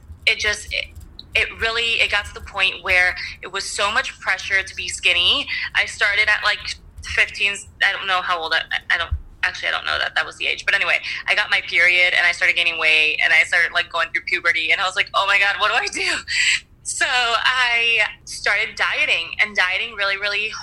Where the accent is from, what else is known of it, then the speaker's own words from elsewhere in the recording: Venezuela; moved away; I was born in Venezuela